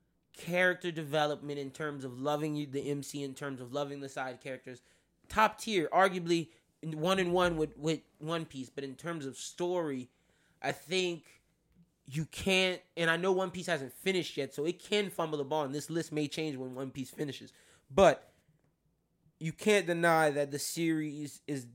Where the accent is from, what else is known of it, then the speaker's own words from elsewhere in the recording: New York, United States; I'm New Yorker.